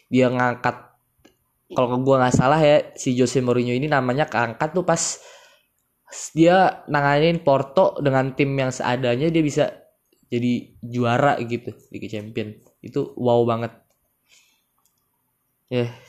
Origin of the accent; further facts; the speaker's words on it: Bekasi, West Java, Indonesia; yang paling gue tungguin tuh Persipasi ya gue kan orang Bekasi ya